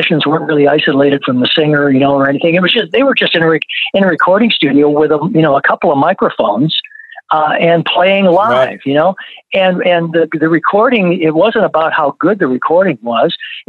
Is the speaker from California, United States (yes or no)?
no; Flint, Michigan, United States; You know, I just totally, you know, for me growing up in Flint, you know, R&B was it, right.